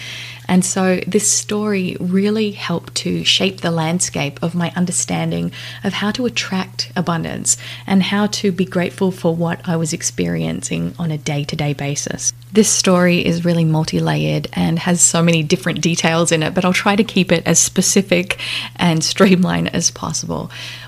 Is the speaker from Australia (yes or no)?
yes; Australia; now in Las Vegas, United States; I had two girls with my new husband, and we live in Las Vegas. I moved from Australia to Las Vegas about 2 years ago, and life has never been the same.